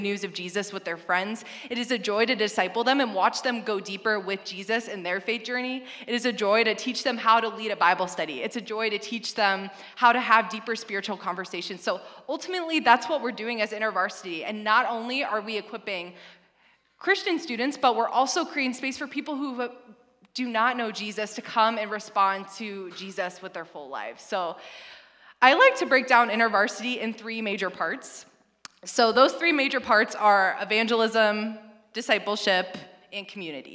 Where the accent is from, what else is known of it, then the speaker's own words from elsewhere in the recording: northwestern Illinois, United States; moved away as an adult; now in Indiana, United States; I'm from Illinois. I grew up in northwestern Illinois, which is the epitome of corn country